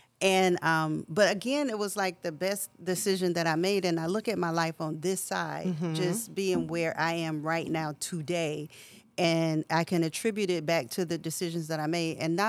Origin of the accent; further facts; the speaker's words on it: Charlotte, North Carolina, United States; now in Atlanta, United States; Charlotte. {S1} Okay. {S3} North Carolina. I moved to Atlanta